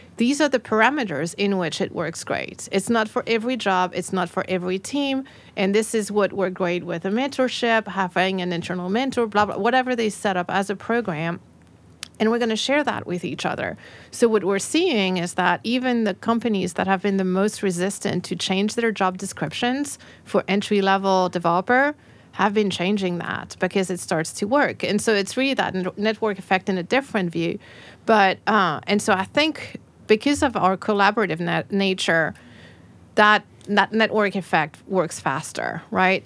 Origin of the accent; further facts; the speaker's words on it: France; moved away as an adult; now in Nashville, United States; I came from France